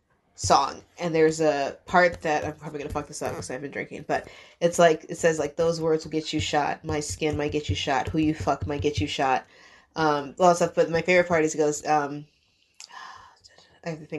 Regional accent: Colonie, New York, United States; also born or lived in Utica, New York; I grew up in Colony

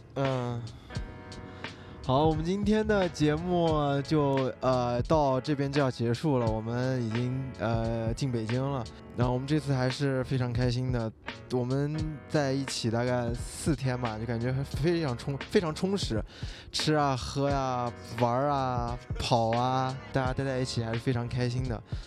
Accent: Xinjiang, China; 我作为一个新疆人

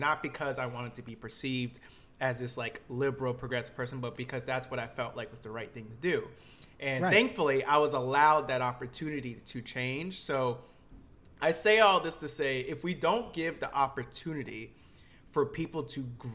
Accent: Lakeland, Florida, United States; I grew up in Florida

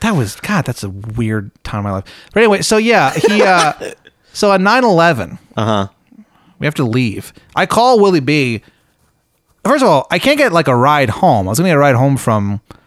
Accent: Virginia, United States; Well, you know, I'm originally from Northern Virginia.

